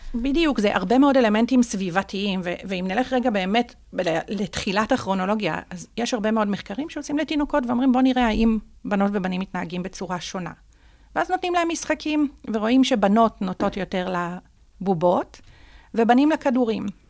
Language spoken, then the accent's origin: Hebrew; Jerusalem, Jerusalem District, Israel; נולדתי וגדלתי בירושלים, אה, בשכונת בית הכרם